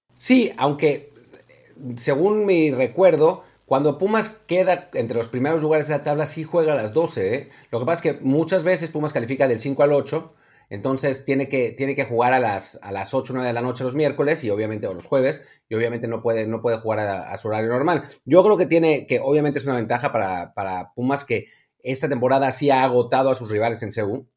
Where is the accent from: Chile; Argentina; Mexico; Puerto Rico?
Mexico; Jiutepec, Morelos; de mi pueblo, literalmente de mi pueblo, de Jutepec, Morelos